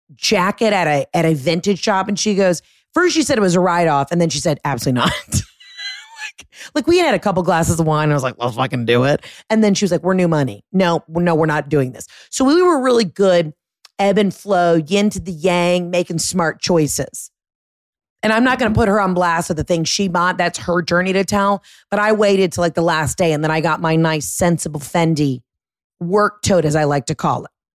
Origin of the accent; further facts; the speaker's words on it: Atlanta suburbs, Georgia, United States; I'm a Gentile from the Atlanta suburbs